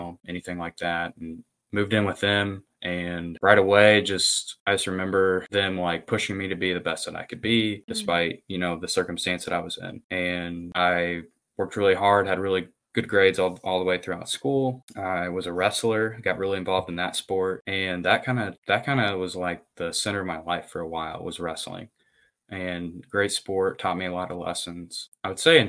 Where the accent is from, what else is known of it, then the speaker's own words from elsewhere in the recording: Corydon, Indiana, United States; I'm from Corydon, Indiana